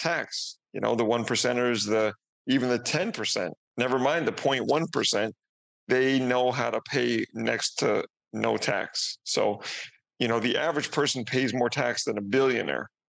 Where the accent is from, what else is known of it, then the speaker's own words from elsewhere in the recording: Canada; moved away as an adult; now in Mexico; I'm Canadian, coming from Canada, but I'm actually in Mexico right now